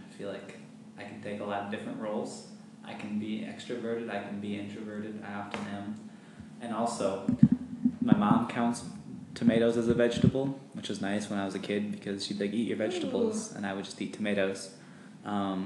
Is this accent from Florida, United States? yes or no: no; Nebraska, United States; I come from Nebraska.